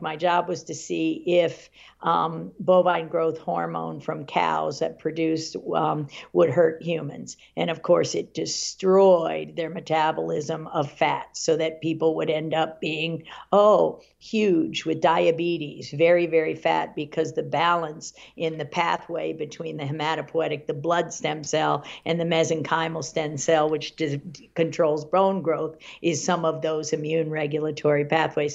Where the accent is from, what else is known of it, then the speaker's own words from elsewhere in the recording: Washington, United States; also born or lived in Virginia; I grew up in the Washington area